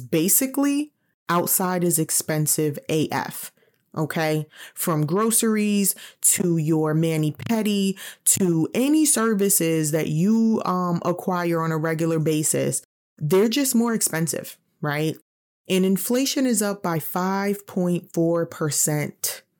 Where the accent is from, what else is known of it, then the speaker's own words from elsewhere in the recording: New York City, New York, United States; moved away; I'm originally from New York City. I know that if I still lived in New York, I'd be renting